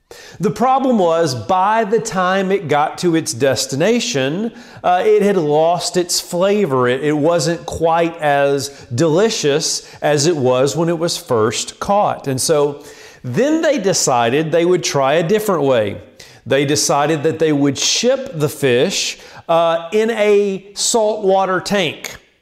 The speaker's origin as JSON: {"language": "English", "area": "Land Between the Lakes area", "region": "Tennessee", "country": "United States", "tie": "born or raised there", "said": "I grew up in the Land Between the Lakes area in Tennessee"}